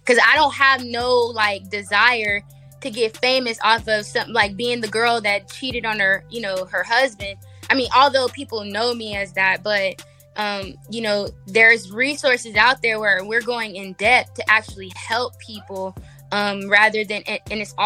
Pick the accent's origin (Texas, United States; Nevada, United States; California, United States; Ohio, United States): Nevada, United States; Las Vegas; I'm from Vegas. So, yeah. West Coast all the way